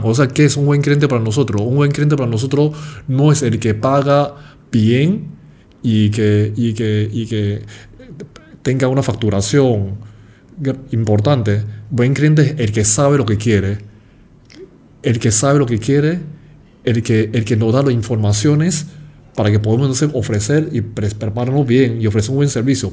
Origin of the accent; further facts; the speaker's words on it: Panama; nosotros los panameños